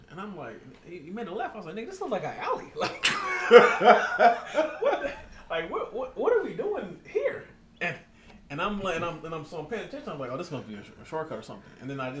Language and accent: English; California, United States; we're from California.